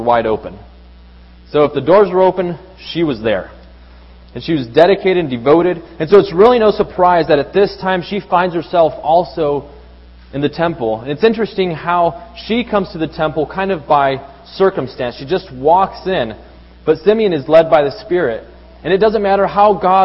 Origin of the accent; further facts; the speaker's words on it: Mexico City, Mexico; moved away; Growing up in Mexico City, we'd often take public transportation.